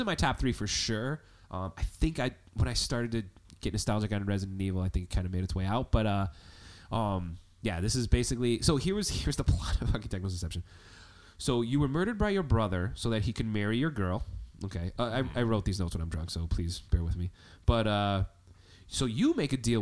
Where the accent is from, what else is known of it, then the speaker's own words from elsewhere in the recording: Chicago, Illinois, United States; We're from Chicago